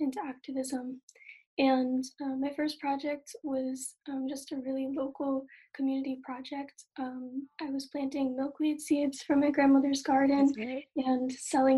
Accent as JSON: {"language": "English", "town": "Rehoboth", "region": "Massachusetts", "country": "United States", "said": "I'm from Rehoboth, Massachusetts"}